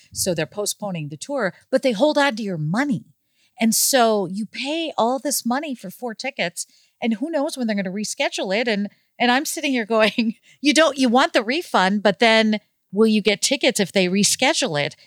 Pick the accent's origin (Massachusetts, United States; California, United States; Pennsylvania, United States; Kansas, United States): Kansas, United States; Overland Park; moved away as an adult; also born or lived in Boston; I grew up in Overland Park, Kansas